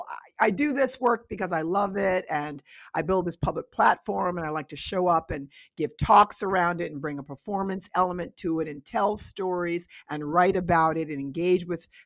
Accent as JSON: {"language": "English", "region": "New York", "country": "United States", "tie": "born or raised there", "said": "I always talk about where I grew up in Westchester County, 30 minutes outside of New York City, on a beautiful, beautiful, beautiful, beautiful 12-acre estate that belonged to a very wealthy Jewish family."}